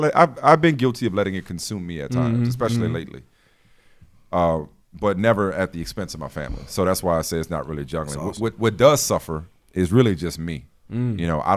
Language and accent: English; New Orleans, Louisiana, United States; moved away as an adult; also born or lived in Boston / Connecticut; we grew up in New Orleans around the same time.